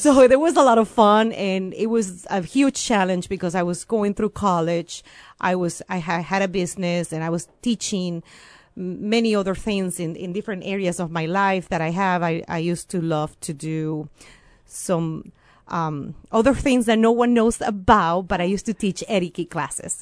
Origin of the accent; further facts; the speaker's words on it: Venezuela; first language Spanish; English is a second language; moved away as an adult; also born or lived in Champaign-Urbana, Illinois, United States; now in United States; I came originally from Venezuela